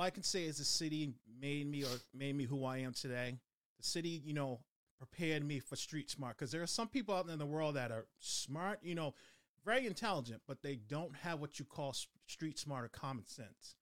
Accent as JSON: {"language": "English", "town": "Boston", "region": "Massachusetts", "country": "United States", "tie": "born or raised there", "moved": "yes", "said": "I was born and raised in Dorchester, Mass"}